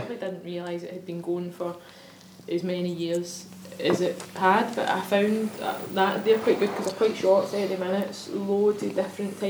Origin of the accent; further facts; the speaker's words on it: Glasgow, Scotland, United Kingdom; growing up in the East End of Glasgow